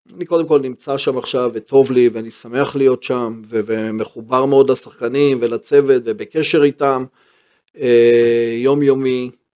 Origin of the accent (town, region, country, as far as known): Haifa, Haifa District, Israel; born or raised there; also born or lived in Herzliya